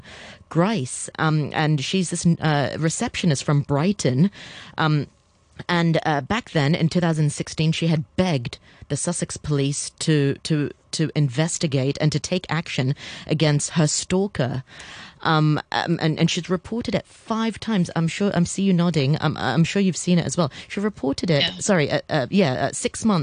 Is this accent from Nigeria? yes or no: no; Hong Kong; also born or lived in United Kingdom; I'm born and bred in Hong Kong.